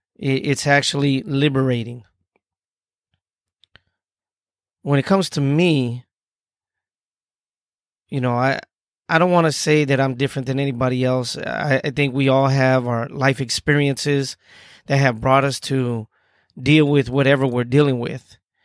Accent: Tucson, Arizona, United States; I'm from Tucson, Arizona.

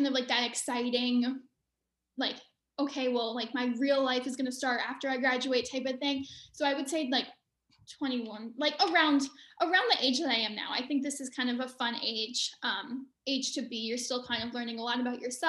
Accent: outside Ann Arbor, Southeast Michigan, United States; also born or lived in Bedford, Westchester County, New York / Shanghai, China; now in Washington, D.C., United States; from really second grade on, I grew up in Southeast Michigan, right outside of Ann Arbor.

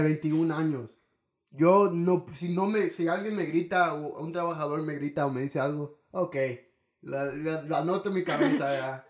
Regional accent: Houston, Texas, United States; Yo nací aquí en Houston

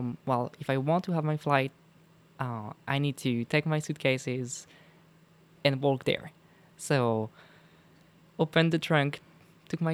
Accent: Mézenger, Pays de la Loire, France; my hometown is called Mézenger

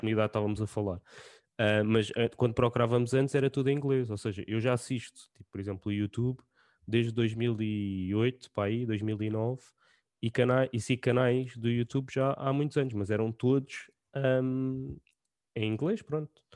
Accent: Portugal; nós como portugueses

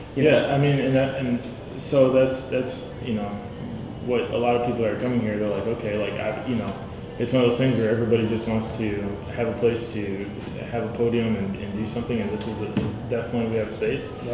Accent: Pontiac, Michigan, United States; it's Pontiac because I was born here

